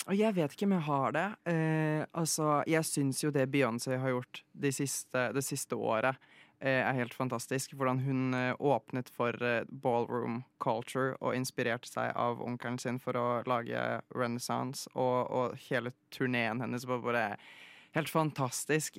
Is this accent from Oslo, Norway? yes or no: yes; Oslo, Norway; also born or lived in Poland; Jeg ble født i Polen, mm. Eh, og så flyttet jeg hit, eller til, til Norge, da jeg var uh, ca. tre-fire år gammel. og så har jeg egentlig bare vokst opp i Oslo.